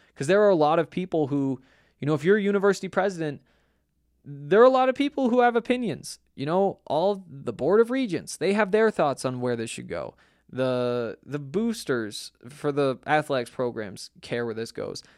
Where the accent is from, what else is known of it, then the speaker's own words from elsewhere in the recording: Montana, United States; moved away; I grew up in Montana, I watched Montana football